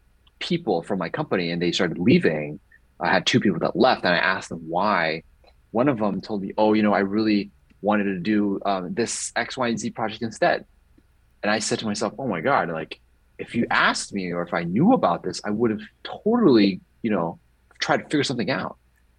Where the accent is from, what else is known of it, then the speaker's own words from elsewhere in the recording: Hong Kong; first language English; moved away as an adult; also born or lived in Bloomington-Normal, Illinois, United States / San Diego, California, United States; And then I moved to Hong Kong when I was 9 years old